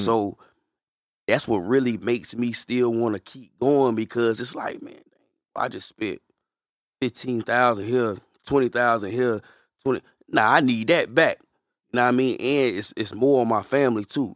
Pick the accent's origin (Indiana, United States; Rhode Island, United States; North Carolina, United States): North Carolina, United States; Fayetteville; I'm from Fayetteville